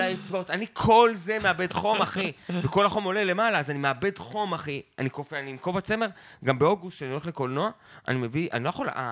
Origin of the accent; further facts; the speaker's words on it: Beit Zera, Northern District, Israel; גדלתי איתו בקיבוץ, כאילו כילד חוץ